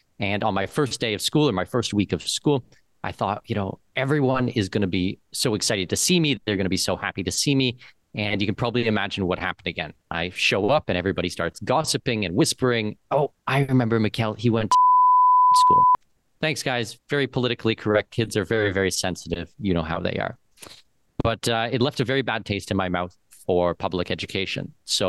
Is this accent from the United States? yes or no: no; London, Ontario, Canada; moved away; I grew up in London, Ontario, so just down the street from you guys.